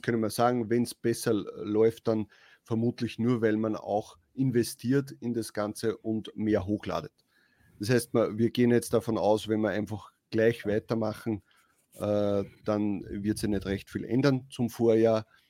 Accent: Austria; bei uns in Österreich

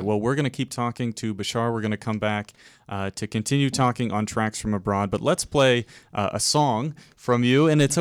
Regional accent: Vermont, United States; now in Toronto, Canada; I'm from Vermont

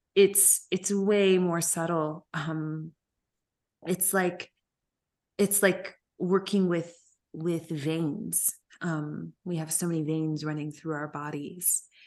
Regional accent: Memphis, Tennessee, United States; when we came back to Memphis

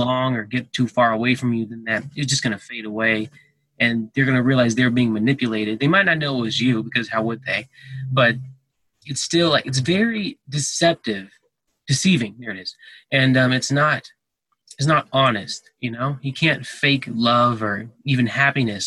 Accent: Texas, United States; now in Colorado, United States; I was born in Texas

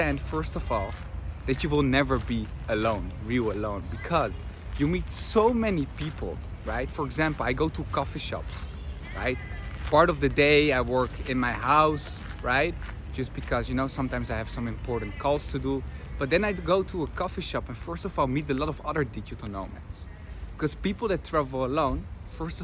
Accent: Netherlands; moved away as an adult; also born or lived in Argentina / Madrid; I'm from the Netherlands, grew up there

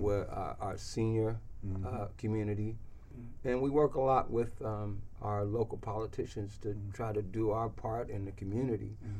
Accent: Louisiana, United States; I grew up, you know, I'm from Louisiana

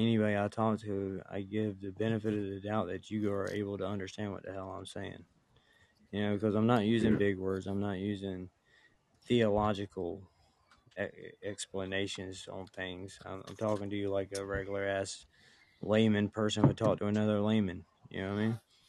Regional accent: the South, United States; accent: redneck, drawn-out

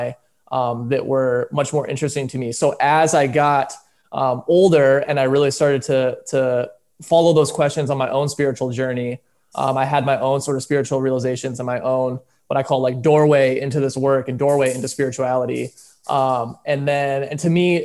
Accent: Michigan, United States; moved away; also born or lived in Orange County; I'm from Michigan

